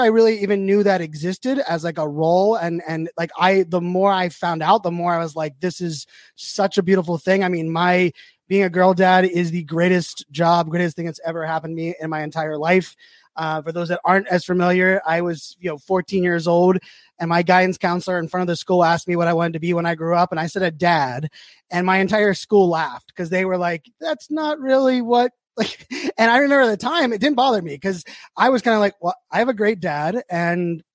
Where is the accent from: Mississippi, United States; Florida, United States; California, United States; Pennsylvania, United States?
Pennsylvania, United States; Pittsburgh; I grew up in Pittsburgh, Pennsylvania, as a Mr. Rogers like super fan